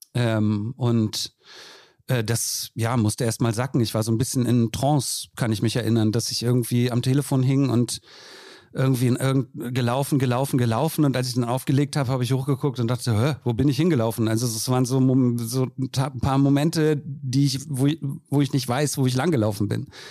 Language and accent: German; Berlin, Germany; als Berlinerin